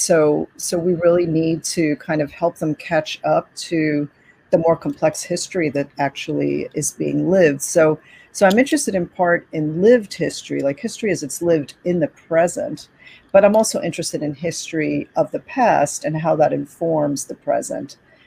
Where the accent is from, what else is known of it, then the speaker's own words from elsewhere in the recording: Cuba; born there; first language Spanish; English is a second language; I speak Spanish fluently. I grew up speaking Spanish. I was born in Cuba. I speak Spanish every day to my parents.